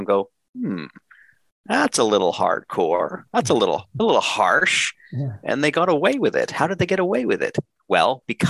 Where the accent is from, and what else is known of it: Canada